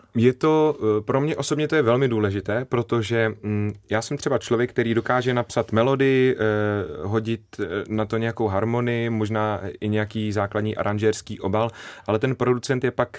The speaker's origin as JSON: {"language": "Czech", "area": "Záhorie", "region": "Bratislava Region", "country": "Slovakia", "tie": "born or raised there", "also_born_or_lived": "Malacky", "accent": "Záhorie dialect", "first_language": "Slovak", "second_language": "Czech", "moved": "yes", "lives_now": "Czech Republic", "said": "já jsem z Pomoraví na slovenské straně, e, z městečka Kbeli"}